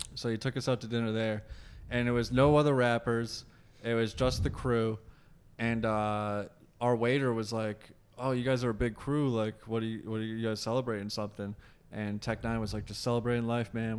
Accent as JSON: {"language": "English", "region": "Massachusetts", "country": "United States", "said": "We're all from Massachusetts"}